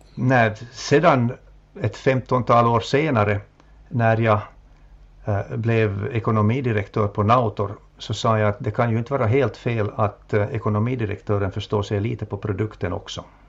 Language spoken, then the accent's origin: Swedish; Jakobstad, Ostrobothnia, Finland; also born or lived in Helsinki / Vaasa; min hemstad Jakobstad